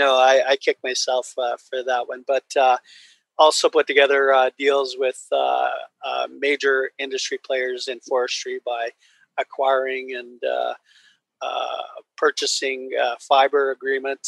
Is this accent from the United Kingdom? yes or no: no; Simpcw First Nation, British Columbia, Canada; I'm from the Simp First Nation. We're one of 16 nations that make up the Shuswap Nation